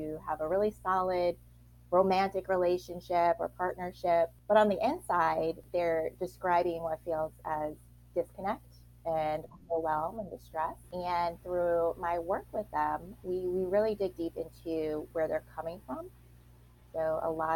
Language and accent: English; Long Island, New York, United States; I grew up, like I said, on Long Island in New York